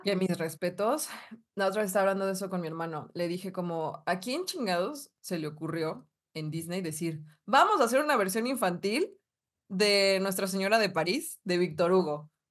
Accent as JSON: {"language": "Spanish", "region": "northern Mexico", "country": "Mexico", "accent": "Polanco", "said": "Toda norteña"}